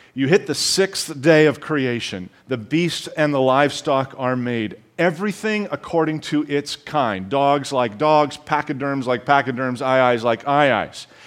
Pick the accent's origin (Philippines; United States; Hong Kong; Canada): Canada; I am intending to speak as a Canadian